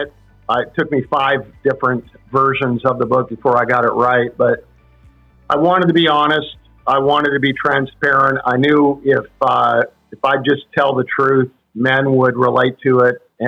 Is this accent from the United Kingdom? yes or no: no; Canada; I'm from Canada